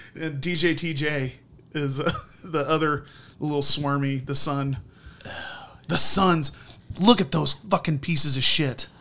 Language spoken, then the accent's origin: English; Indiana, United States; I grew up in Indiana.